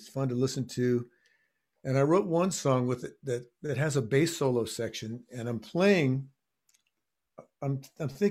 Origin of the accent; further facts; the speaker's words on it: Texas, United States; moved away; also born or lived in Miami; I was growing up in Texas